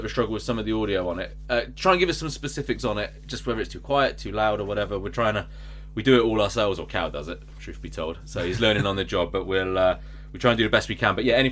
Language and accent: English; Bristol, South West England, United Kingdom; from Bristol